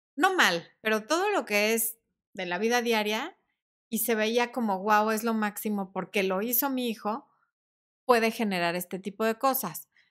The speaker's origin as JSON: {"language": "Spanish", "country": "Mexico", "said": "somos mexicanos"}